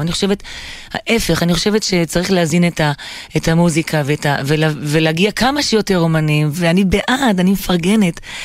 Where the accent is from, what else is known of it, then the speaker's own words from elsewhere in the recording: Jerusalem, Jerusalem District, Israel; ההורים שלי ירושלמים, אבל הצאצאים זה מסוריה ומאזרבייג'אן ומכל מיני מקומות כאלה. וגדלתי בשכונה, ש... ליד שכונת הבוכרים שם